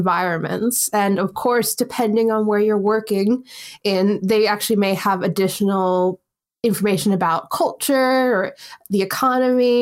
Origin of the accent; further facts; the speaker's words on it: United States; now in United Kingdom; as someone who has worked in the school system here, and obviously I'm from America